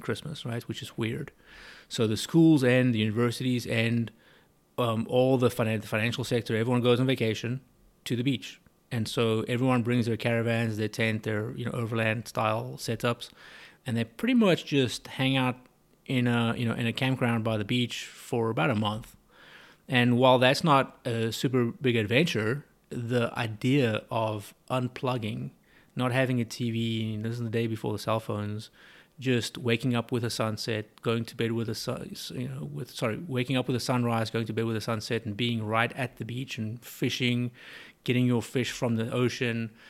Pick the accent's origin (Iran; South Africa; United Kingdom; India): South Africa; moved away as an adult; also born or lived in South Texas; now in Katy, United States; I was born and bred in South Africa